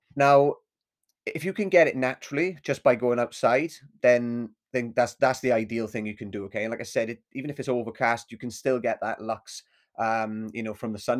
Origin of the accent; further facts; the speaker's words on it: Swansea, Wales, United Kingdom; my hometown of Swansea